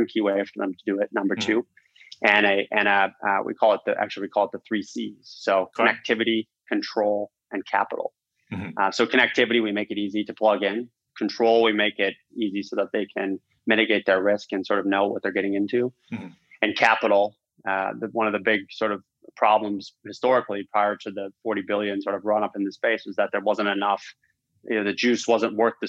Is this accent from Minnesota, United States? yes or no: yes; Minnesota, United States; moved away; also born or lived in Iowa; My background, quickly is I grew up in the Midwest. I'm from Minnesota originally.